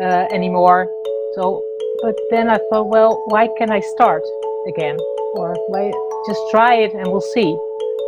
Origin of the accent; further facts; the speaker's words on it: Netherlands; first language Dutch; English is a second language; we speak Dutch, but from early on, we learn English